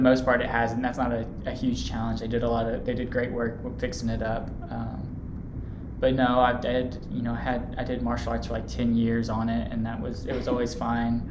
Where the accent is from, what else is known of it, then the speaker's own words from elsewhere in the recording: Louisville, Kentucky, United States; I'm from Louisville and I went here for undergrad